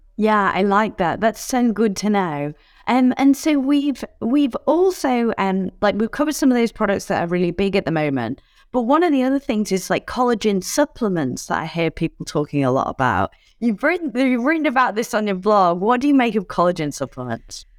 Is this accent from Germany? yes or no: no; United Kingdom; now in Australia; As a Brit who lives in Australia